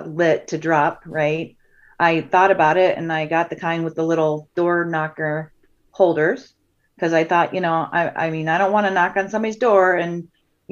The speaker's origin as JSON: {"language": "English", "area": "a small town outside of Cleveland", "region": "Ohio", "country": "United States", "tie": "born or raised there", "moved": "yes", "lives_now": "Nebraska, United States", "said": "I'm from a small town outside of Cleveland"}